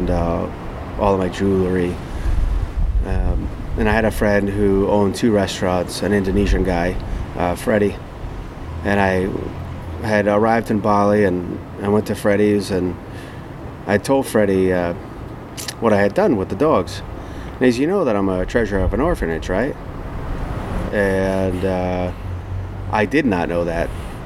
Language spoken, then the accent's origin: English; United States; I was from America